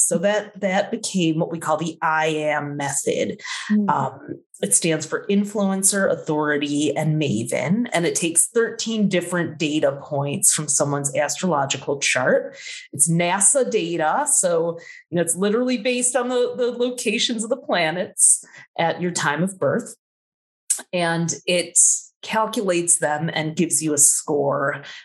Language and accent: English; Midwest, United States; I grew up in the Midwest where there wasn't a whole lot